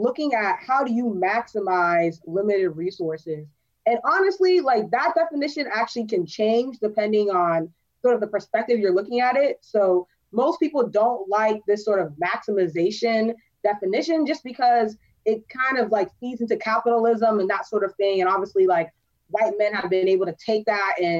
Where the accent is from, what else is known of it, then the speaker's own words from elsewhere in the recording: Maryland, United States; also born or lived in Cambridge, Massachusetts; I grew up in Maryland